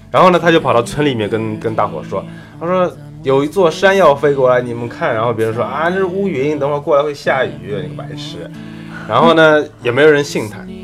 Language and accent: Chinese; Shanghai, China; 作为上海人